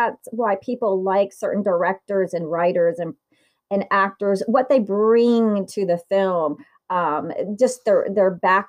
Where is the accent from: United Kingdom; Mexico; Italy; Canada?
Italy; Southern Italy; moved away; I was born in Italy, but they have the people from the north and the people from the south. And I, too, like you, am a southerner in Italy.